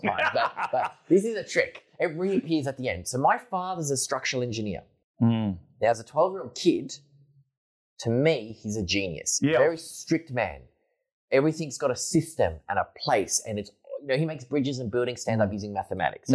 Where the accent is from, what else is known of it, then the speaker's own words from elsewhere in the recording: Lysterfield, Victoria, Australia; We grew up in Listerfield